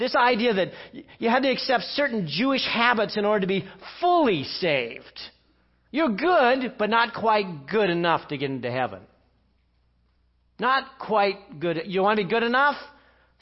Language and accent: English; England, United Kingdom; I'm English